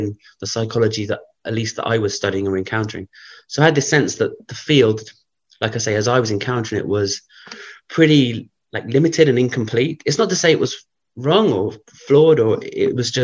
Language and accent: English; London, United Kingdom; growing up in London